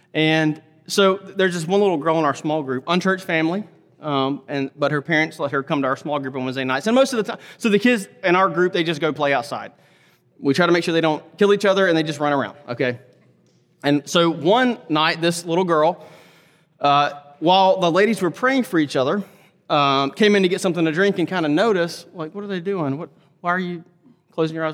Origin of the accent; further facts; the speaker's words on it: Laurel, Mississippi, United States; now in Fort Worth, United States; I grew up in a small town, Laurel, Mississippi, small town, rural area.